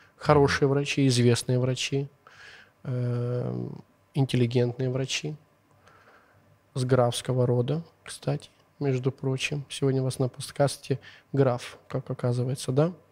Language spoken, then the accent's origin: Russian; Zhytomyr, Zhytomyr Oblast, Ukraine; accent: Zhytomyr; Russian is a second language; я переживаю за свой какой-то сейчас житомирский акцент